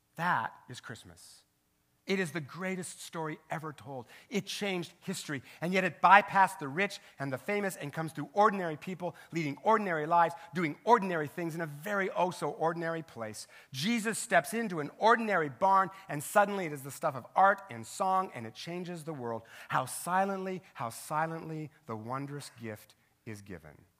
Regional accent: Richland, Washington, United States; my hometown newspaper, the Tri-City Herald in Richland, Washington

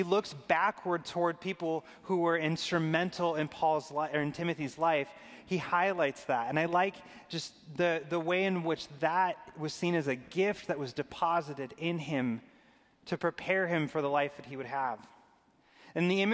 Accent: Arizona, United States; I grew up in Arizona

